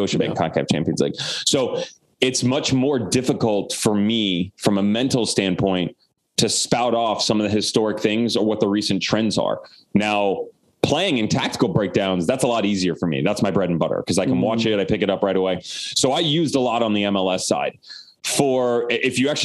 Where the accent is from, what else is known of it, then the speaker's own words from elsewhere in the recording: Omaha, Nebraska, United States; moved away; also born or lived in Florida; I'm from Omaha, Nebraska